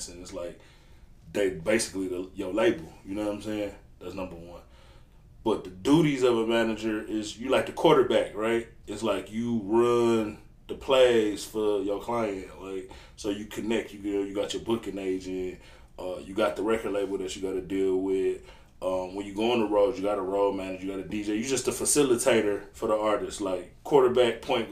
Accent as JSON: {"language": "English", "town": "Detroit", "region": "Michigan", "country": "United States", "said": "I'm from Detroit, Michigan, east side"}